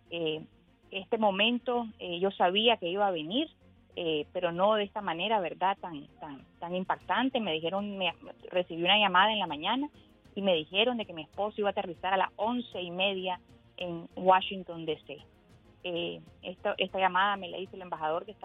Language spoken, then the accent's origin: Spanish; Nicaragua; moved away as an adult; now in United States; la esperanza que tenemos como nicaragüenses es que esta crisis sociopolítica se resuelva ya que los nicaragüenses merecemos vivir en paz, con justicia y libertad.